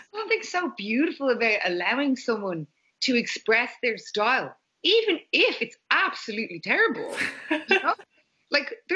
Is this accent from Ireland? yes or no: yes; Ireland; I was raised Catholic in Ireland